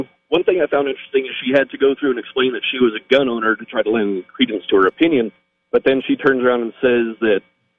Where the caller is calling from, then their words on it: New Mexico, United States; No, I live in New Mexico.